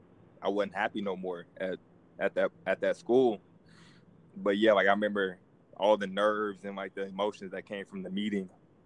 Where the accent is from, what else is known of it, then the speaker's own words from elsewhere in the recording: Tulsa, Oklahoma, United States; I'm used to Tulsa. You know, I grew up in Tulsa.